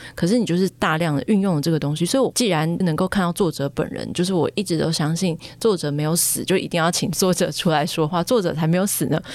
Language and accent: Chinese; Taichung, Taiwan; moved away; 因为我是台中人，然后回到台中的时候就是去看郭美馆的展